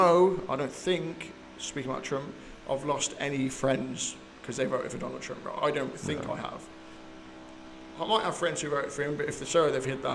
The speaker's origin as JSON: {"language": "English", "region": "England", "country": "United Kingdom", "tie": "born or raised there", "also_born_or_lived": "United States", "said": "since obviously I grew up here in England, lived in America for the last 10 years, I say I'm black."}